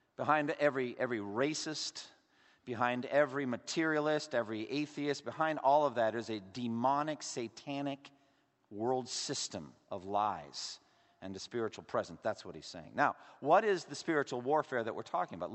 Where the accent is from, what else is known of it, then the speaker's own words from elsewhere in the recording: Massachusetts, United States; my home state, Massachusetts